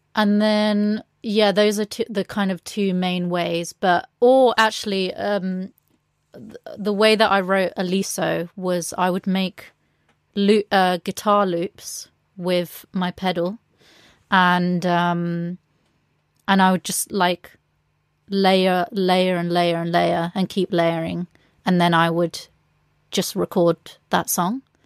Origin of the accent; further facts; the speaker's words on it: England, United Kingdom; being a Latina growing up in England